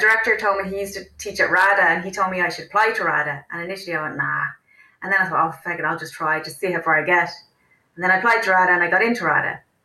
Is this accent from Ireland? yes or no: yes; Wicklow, Leinster, Ireland; I grew up in Wicklow